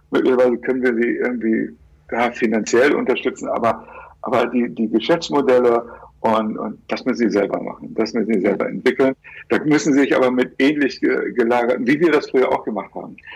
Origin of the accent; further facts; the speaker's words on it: Hamburg, Germany; als ich Kind war, da hatten wir, äh, ich, ich, ich stamme aus Hamburg